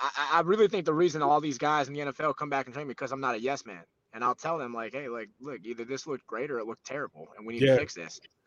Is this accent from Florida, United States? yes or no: yes; Florida, United States; I'm from Florida